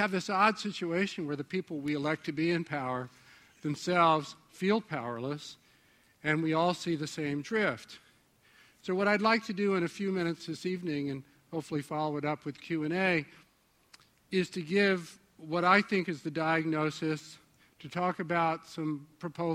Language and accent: English; New York, United States; I'm from New York